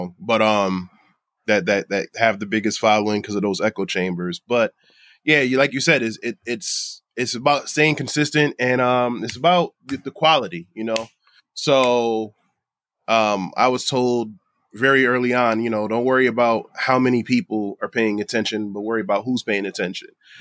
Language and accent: English; Bridgeport, Connecticut, United States; I'm a kid from Bridgeport